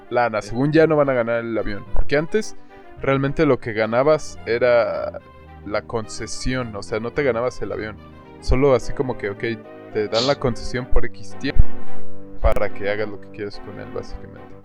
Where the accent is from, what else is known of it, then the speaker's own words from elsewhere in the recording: Mexico; somos mexicanos